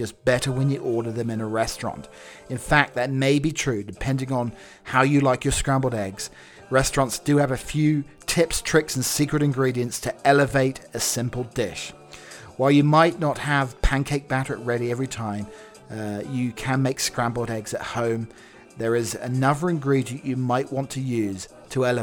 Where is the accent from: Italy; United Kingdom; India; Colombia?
United Kingdom; England; I'm English